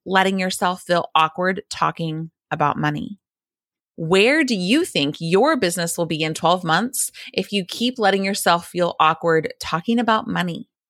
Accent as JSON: {"language": "English", "region": "the South", "country": "United States", "tie": "born or raised there", "said": "a Christian girl growing up in the South"}